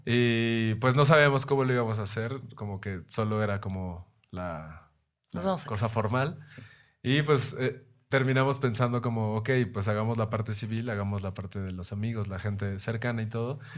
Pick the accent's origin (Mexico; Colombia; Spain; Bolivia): Mexico